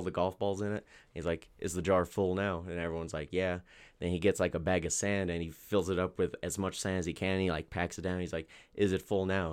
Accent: Albuquerque, New Mexico, United States; I was born and raised here in Albuquerque, New Mexico

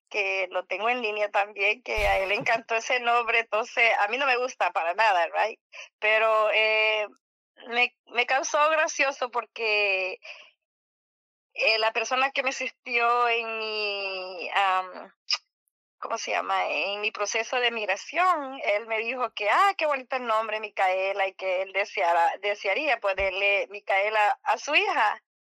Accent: El Salvador; now in United States; Bueno, ah, yo vengo de El Salvador y hace años uniré a este país. Ah, eh, Vine hace como 30 años.

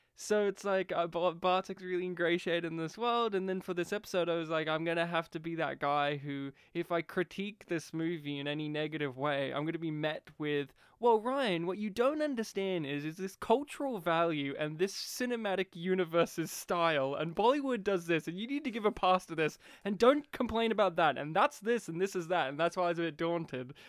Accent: Australia; We grew up here in Australia

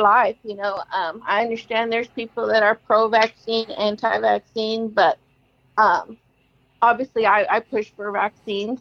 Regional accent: Oklahoma City, Oklahoma, United States; I'm from here. I'm from Oklahoma City. I was born and raised.

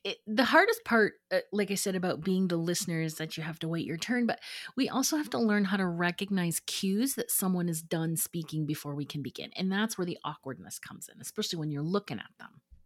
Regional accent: Midwest, United States; moved away; growing up in the Midwest

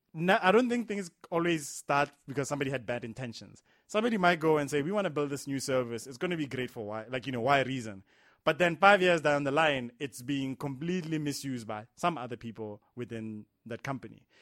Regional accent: South Africa; as a South African

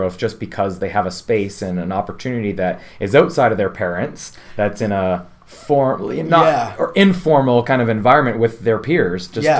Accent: Windsor, Ontario, Canada; also born or lived in Chicago; now in Toronto, Canada; I grew up in Canada, in the Windsor area, down south a little bit here from Toronto

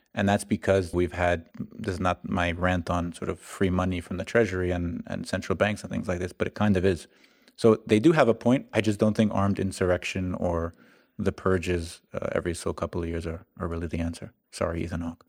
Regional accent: New York City, New York, United States; I'm technically I'm from New York, but as most listeners and most people, maybe, maybe, most people don't know, but Staten Island does have a lot of Jersey at heart

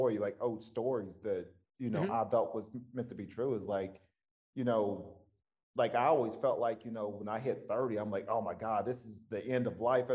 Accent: the South, United States; I'm coming from the South and I know it's very conservative.

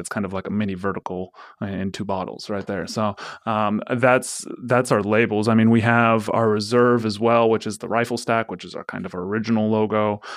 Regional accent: Forest Grove, Oregon, United States; I grew up in Forest Grove

